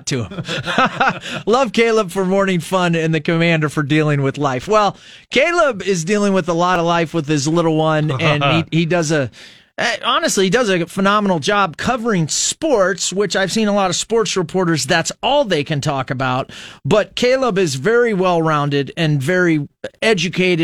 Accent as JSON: {"language": "English", "country": "United States", "said": "I'm an American"}